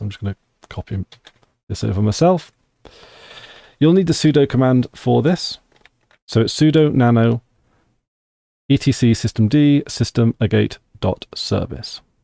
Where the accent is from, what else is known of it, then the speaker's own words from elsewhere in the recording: United Kingdom; I am from the United Kingdom of Great Britain, Northern Ireland